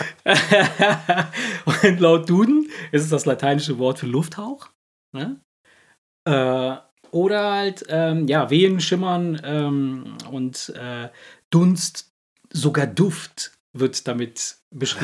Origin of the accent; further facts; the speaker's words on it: Cologne, North Rhine-Westphalia, Germany; wir aus Köln